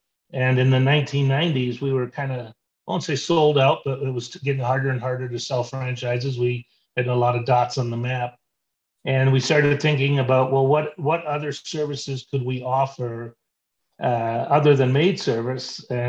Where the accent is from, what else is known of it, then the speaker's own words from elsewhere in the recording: British Virgin Islands; also born or lived in Toronto, Canada; Well, I grew up in the Caribbean. My parents were missionaries, so I had an idyllic upbringing. We lived on the island of Tortola and just had this great upbringing.